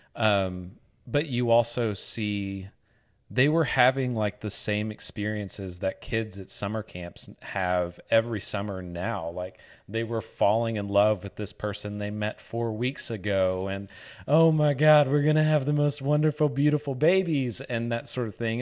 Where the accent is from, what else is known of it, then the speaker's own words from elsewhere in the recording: Northeast Arkansas, United States; I grew up in Northeast Arkansas